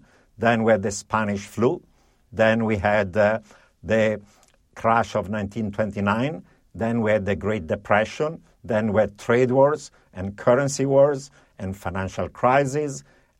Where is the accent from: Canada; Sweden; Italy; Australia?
Italy; also born or lived in Europe; First of all, I grew up in Italy and Europe, where in the 1970s there was actually a period of severe economic malaise, high inflation, double digits, and severe recession, stagflation.